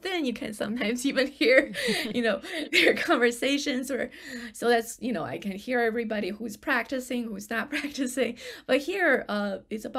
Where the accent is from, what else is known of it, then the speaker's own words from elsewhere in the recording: China; English is a second language; moved away; I was the only Chinese from the mainland China during that year